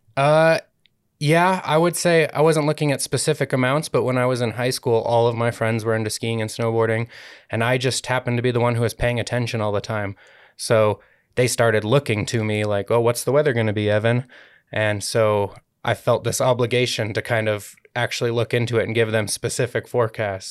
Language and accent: English; United States; moved away as an adult; also born or lived in Colorado; now in Utah, United States; I grew up in the Lake Tahoe area